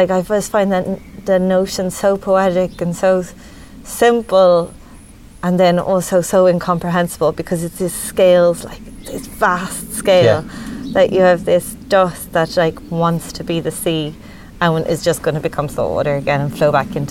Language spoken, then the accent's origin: English; Dublin, Leinster, Ireland; moved away as an adult; now in Midlands, Ireland; I grew up in the city, and like my we're generations from Dublin